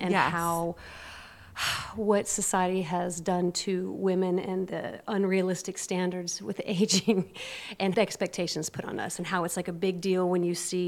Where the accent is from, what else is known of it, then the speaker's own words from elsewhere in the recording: Atlanta, Georgia, United States; I'm from Atlanta